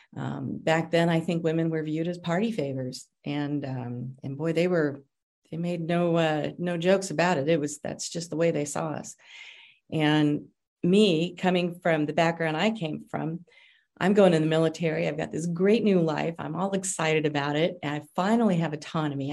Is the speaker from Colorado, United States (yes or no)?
yes; Denver, Colorado, United States; I grew up in the lower part of Denver called District 4